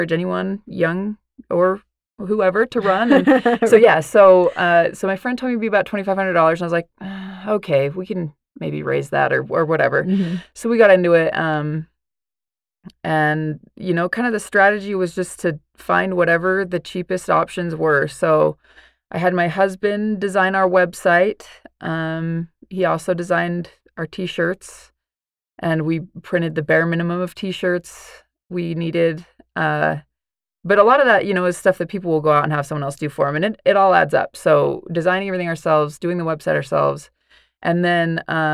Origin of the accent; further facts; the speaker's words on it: West Valley City, Utah, United States; now in Kaysville, United States; I grew up in West Valley